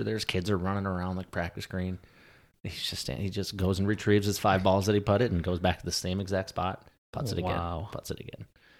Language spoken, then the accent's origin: English; Quad Cities, United States; I grew up in just outside of the Quad Cities, which is Moline, Illinois, Davenport, Iowa, that area.